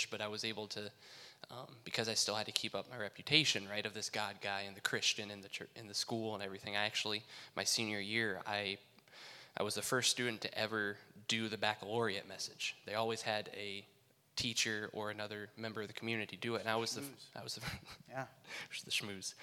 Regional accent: South Whitley, Indiana, United States; I grew up in South Whitley

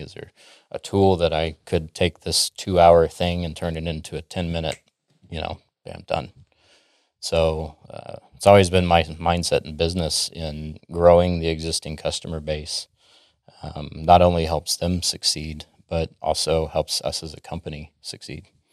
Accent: Dallas, Texas, United States; also born or lived in Florida / Minnesota; I'm from the Dallas area, born and raised here, moved around a little bit, but I call Dallas home

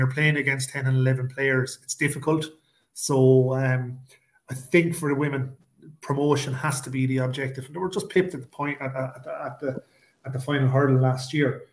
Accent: Ireland; We're Irish

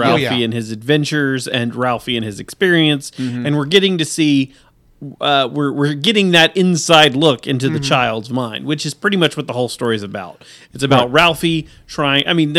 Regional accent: Texas, United States; We're from Texas

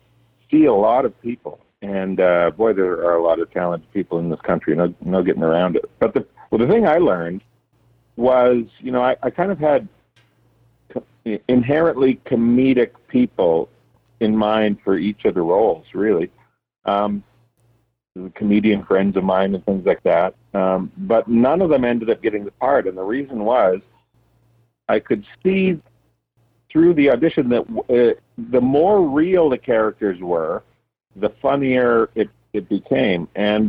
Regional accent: Tisdale, Saskatchewan, Canada; my hometown is about 3,000 people or so. And so I wanted to accentuate and make it smaller. So I kind of based it more around, there's a bunch of little towns like Birkdale and Sylvania and Eldersley and Crooked River and all these little towns around Tisdale

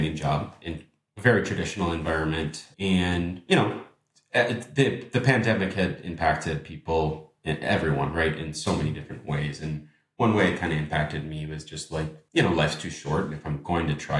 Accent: Minneapolis, Minnesota, United States; moved away as an adult; now in Amsterdam, Netherlands; moving abroad from Minneapolis, my hometown, that I lived for a decade, to Amsterdam now with my wife

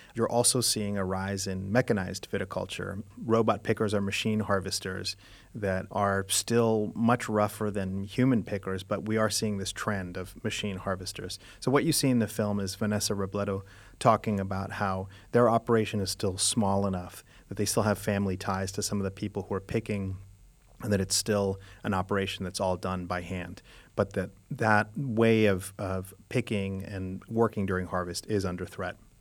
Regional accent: Guanajuato, Mexico; moved away; I was born in Mexico, I was born in Guanajuato

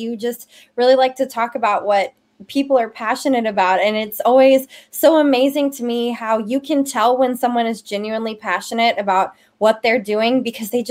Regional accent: Memphis, Tennessee, United States; moved away; I'm originally from Memphis, Tennessee

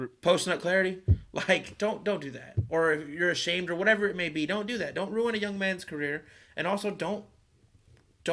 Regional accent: Texas, United States; I'm from Texas

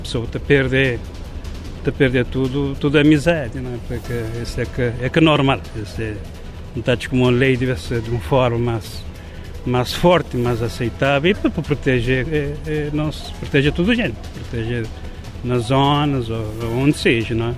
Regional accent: Brava, Cape Verde; moved away

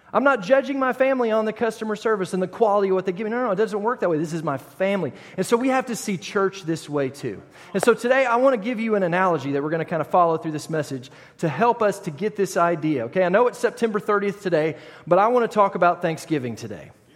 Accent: United States; I am an American

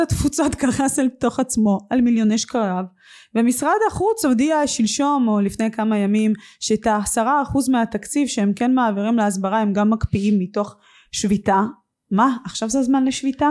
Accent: Israel; also born or lived in Russia; כשעליתי לארץ בגיל שש

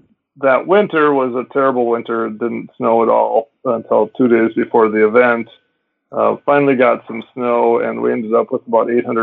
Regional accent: Minneapolis, Minnesota, United States; I grew up in Minneapolis as well, and my high school ski team, we skied here when I was in high school

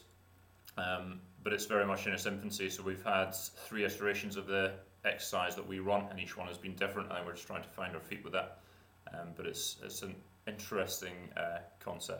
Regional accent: between Edinburgh and Glasgow, Scotland, United Kingdom; now in near Cambridge, United Kingdom; I was born in Scotland, between Edinburgh and Glasgow

